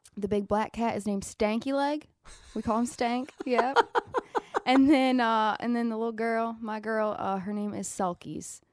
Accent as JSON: {"language": "English", "town": "Willard", "region": "Ohio", "country": "United States", "accent": "Southern twang", "said": "I'm from Willard, I'm forty minutes away"}